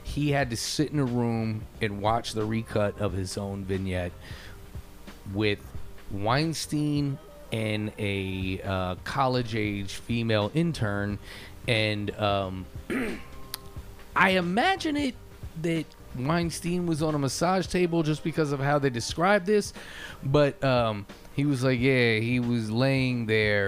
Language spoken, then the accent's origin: English; United States; I'm an American